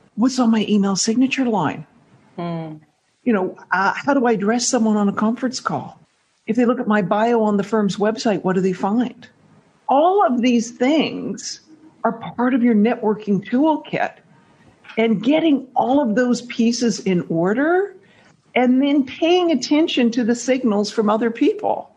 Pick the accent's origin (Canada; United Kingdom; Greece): Canada; accent: Canadian; moved away as an adult; now in New York, United States; I'm Canadian